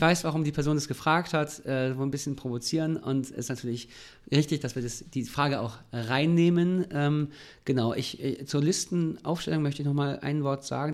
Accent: Germany; gerade als Deutsche ist es super schwierig

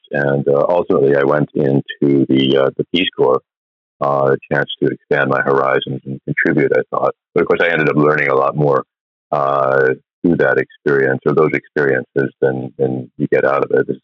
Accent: United States; I grew up in uh, suburbs, basically, of New York and Phila

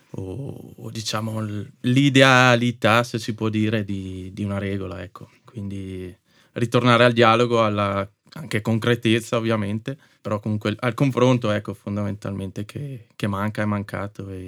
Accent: Ziano, Trentino-Alto Adige, Italy; also born or lived in Moena; di Ziano, in realtà per metà sono di Moena.

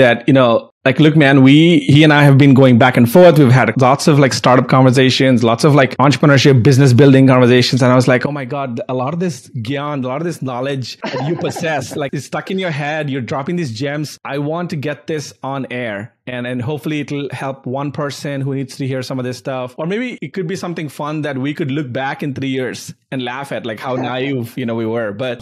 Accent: Hyderabad, Telangana, India; moved away; So I was in Hyderabad. I grew up in Hyderabad.

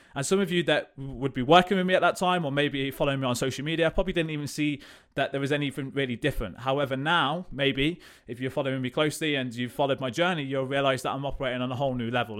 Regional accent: Coventry, West Midlands, United Kingdom; I am from Coventry, lived here all my life

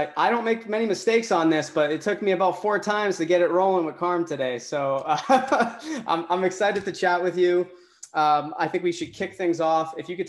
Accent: Boston, Massachusetts, United States; I'm from the Boston, area as well.

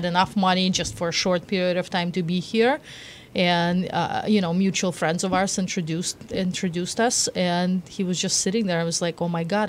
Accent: Moscow, Russia; now in United States; I grew up in Moscow.

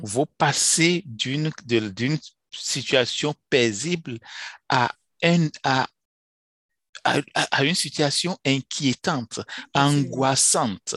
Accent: Benin; moved away; J'ai commencé l'école dans les années 70, dans mon pays d'origine, le Bénin, dans un petit village

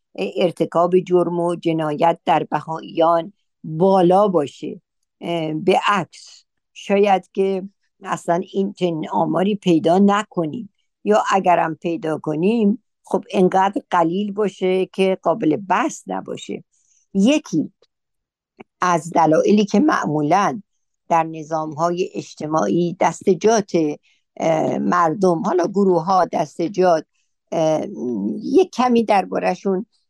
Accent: Iran; moved away as an adult; ما در اون مملکت بزرگ شدیم پیر شدیم

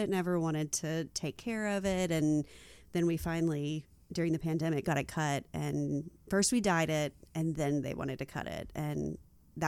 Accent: Arkansas, United States; I'm from Arkansas

